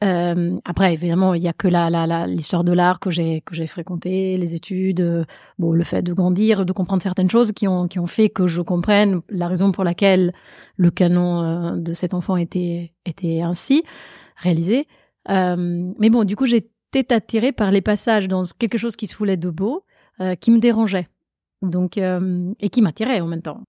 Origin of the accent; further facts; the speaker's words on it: Italy; accent: Italian; French is a second language; now in Paris, France; je suis italienne, j'ai grandi en Italie.